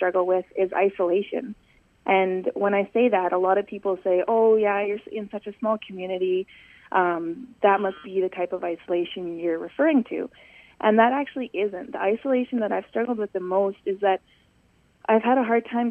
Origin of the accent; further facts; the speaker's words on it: Calgary, Alberta, Canada; moved away as an adult; now in Saskatchewan, Canada; I grew up in Calgary, Alberta, which is quite a large city